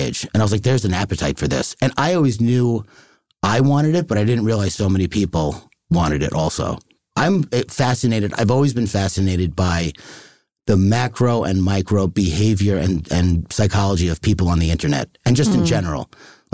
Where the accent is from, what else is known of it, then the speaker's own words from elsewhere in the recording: Long Island, New York, United States; I'm from Long Island. I'm Irish